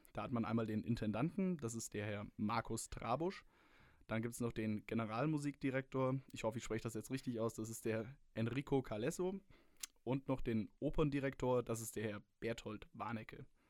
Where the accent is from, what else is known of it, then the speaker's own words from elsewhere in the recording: Hesse, Germany; now in Würzburg, Germany; Ich bin ja selber Hesse